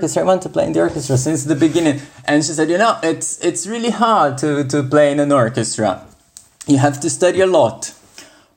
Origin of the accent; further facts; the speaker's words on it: São Paulo, Brazil; first language Portuguese; English is a second language; moved away; I was born in Sao Paulo in Brazil.